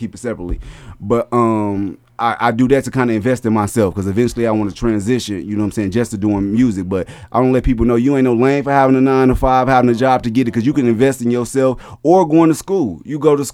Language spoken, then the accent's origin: English; Chicago, Illinois, United States; moved away as an adult; also born or lived in Atlanta, Georgia; I was from Chicago